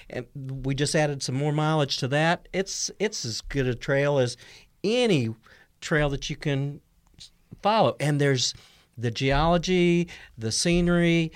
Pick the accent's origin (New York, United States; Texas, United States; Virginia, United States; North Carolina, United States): North Carolina, United States; now in Missouri, United States; I grew up in North Carolina.